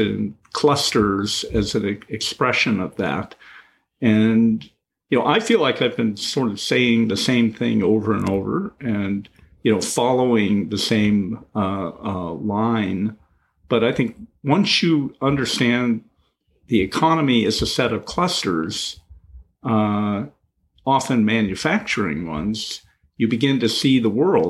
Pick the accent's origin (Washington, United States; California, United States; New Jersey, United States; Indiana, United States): Washington, United States; Seattle; I grew up in the Pacific Northwest and Seattle at a time where Microsoft was only beginning